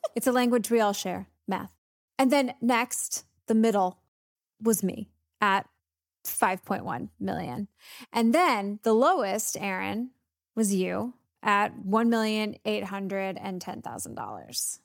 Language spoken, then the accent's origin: English; the South, United States; I'm from the South.